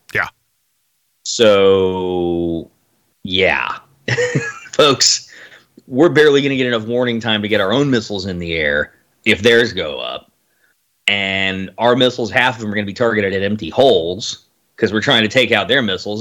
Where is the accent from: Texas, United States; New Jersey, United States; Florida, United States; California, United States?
Texas, United States; Austin; the neighborhood where I was growing up in Austin